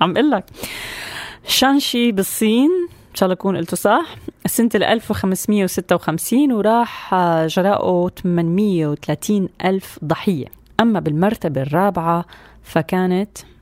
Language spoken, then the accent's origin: Arabic; Syria; كلياتنا كسوريين اليوم وين ما كنا بهالدنيا